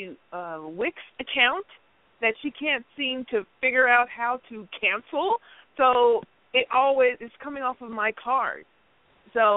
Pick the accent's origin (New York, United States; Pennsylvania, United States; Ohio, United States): New York, United States; New York City; I was born in Jamaica, Queens